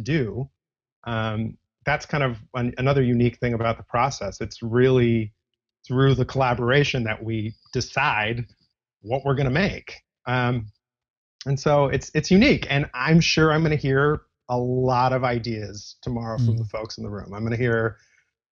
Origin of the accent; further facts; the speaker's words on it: Los Angeles, California, United States; now in New York City, United States; I'm actually from Los Angeles